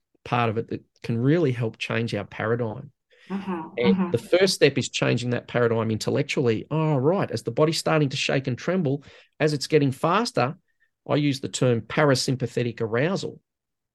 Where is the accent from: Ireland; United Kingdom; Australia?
Australia